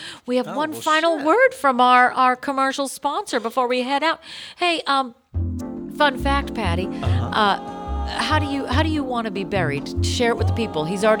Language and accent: English; Boston, Massachusetts, United States; moved away; in Boston, Massachusetts, my hometown. I'm going back there.